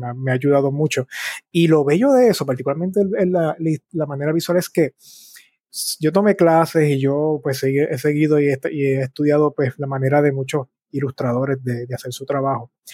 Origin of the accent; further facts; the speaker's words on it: Bayamón, Puerto Rico; also born or lived in San Juan, Puerto Rico / Cataño, Puerto Rico; yo nací en San Juan, Puerto Rico, y dónde me crié es interesante